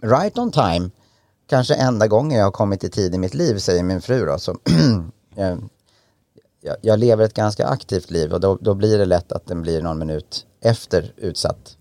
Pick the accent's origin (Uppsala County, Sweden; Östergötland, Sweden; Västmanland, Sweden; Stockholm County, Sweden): Uppsala County, Sweden; Enköping; jag kommer från Enköping, en ganska liten ort i, i Mälardalen